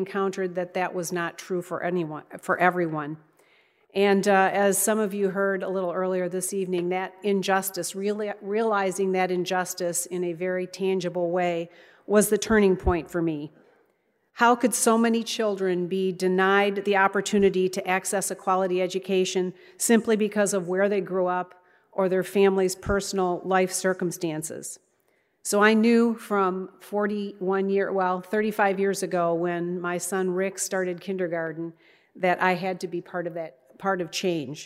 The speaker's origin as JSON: {"language": "English", "region": "Michigan", "country": "United States", "said": "my home state of Michigan"}